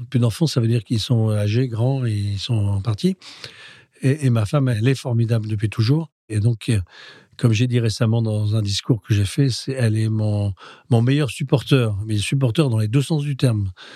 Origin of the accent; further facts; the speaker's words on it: Roubaix, Hauts-de-France, France; also born or lived in Spain; nous sommes de Roubaix. le cœur et le fief de notre famille, c'est Roubaix.